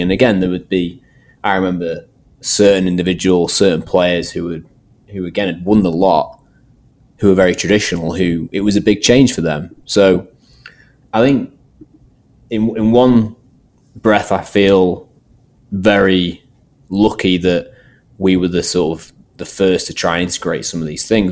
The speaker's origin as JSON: {"language": "English", "area": "Manchester area", "region": "North West England", "country": "United Kingdom", "tie": "born or raised there", "also_born_or_lived": "Nottingham", "said": "I sort of moved back to the sort of my hometown area, and um, luckily enough, um, landed a job at Manchester United"}